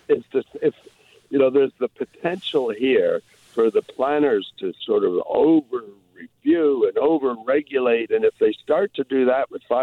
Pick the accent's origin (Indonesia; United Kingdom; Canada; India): Canada; Toronto, Ontario; now in Vancouver, Canada; I grew up in Toronto.